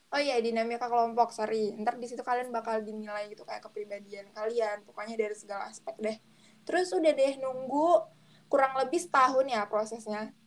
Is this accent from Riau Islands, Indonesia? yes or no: yes; Batam, Riau Islands, Indonesia; aku kan dari Batam